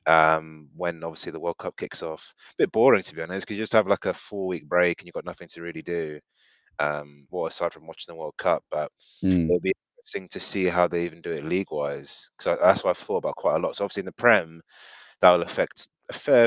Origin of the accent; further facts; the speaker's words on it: Nigeria; I'm also Nigerian as well.